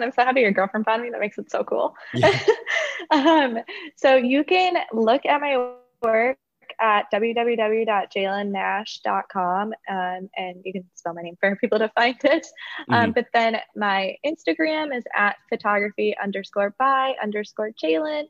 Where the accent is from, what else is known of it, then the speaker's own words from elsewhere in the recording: South Dakota, United States; moved away as an adult; also born or lived in Mankato, Minnesota; now in North Carolina, United States; I was born in South Dakota, and that's where my family lives